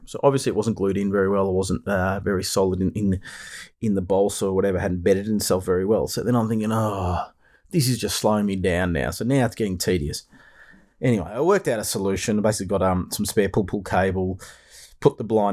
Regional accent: Melbourne, Victoria, Australia; I'm coming to you from the land down under, Melbourne, Australia

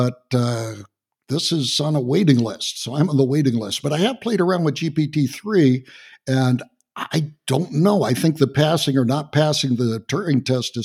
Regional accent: Texas, United States; I'm from Texas

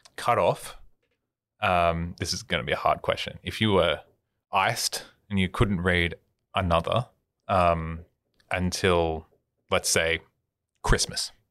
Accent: Australia; as an Australian who lives in this culture

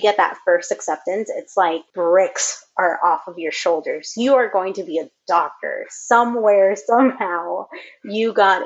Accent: Los Angeles, California, United States; I grew up in Echo Park, which is a small community. Well, not so small. It's pretty big in LA.

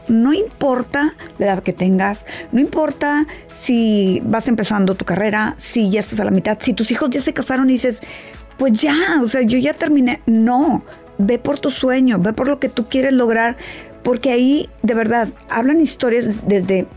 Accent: Mexico; yo que soy de México

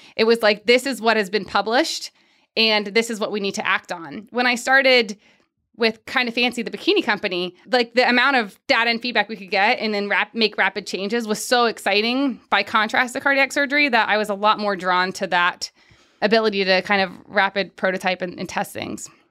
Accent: Pickerington, Ohio, United States; moved away; I'm from Pickerington

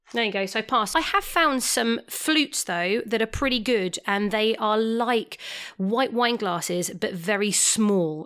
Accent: England, United Kingdom; I am English

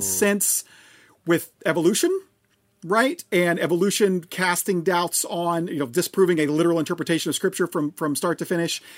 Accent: Oklahoma, United States; I'm from Oklahoma

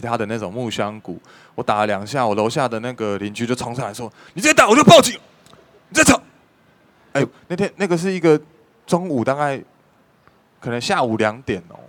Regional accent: Taipei, Taiwan; 因为我从小是在北投的这个大屯山上长大

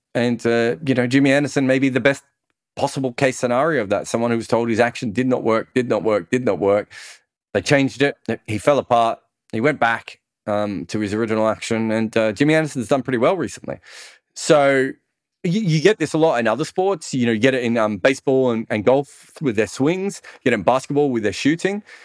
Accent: Melbourne, Victoria, Australia; where I grew up in Melbourne

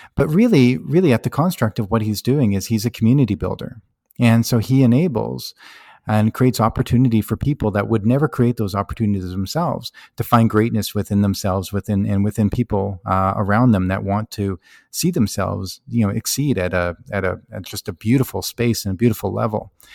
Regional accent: High River, Alberta, Canada; I grew up in High River, Alberta, a small

